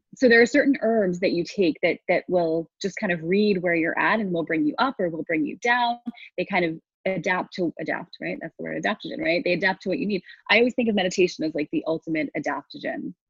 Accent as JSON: {"language": "English", "country": "United States", "tie": "born or raised there", "said": "I grew up in New York and New Jersey"}